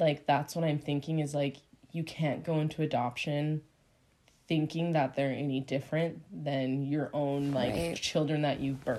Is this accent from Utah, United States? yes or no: yes; Utah, United States; growing up in Utah that I was a different skin color.